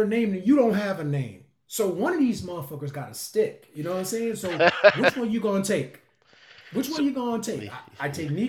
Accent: Russia; I came from Russia.

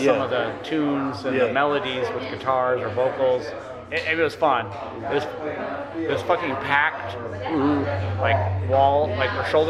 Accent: Columbus, Ohio, United States; now in Chicago, United States; So when I grew up in Columbus.

